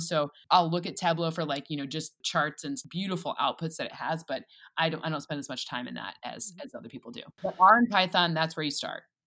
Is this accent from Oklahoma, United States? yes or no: no; East Lansing, Michigan, United States; moved away as an adult; also born or lived in Boston; I'm from East Lansing, Michigan.